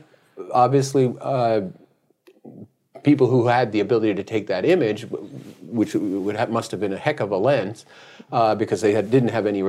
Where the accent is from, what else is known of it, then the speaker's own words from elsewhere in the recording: United States; I'm a Democrat from the United States.